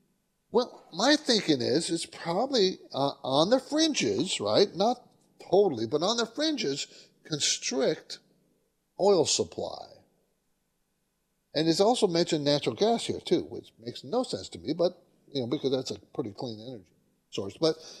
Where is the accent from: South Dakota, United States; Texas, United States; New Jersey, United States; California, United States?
California, United States; San Diego; I grew up in San Diego. People don't know that, but my dad was in the Navy and stationed in San Diego.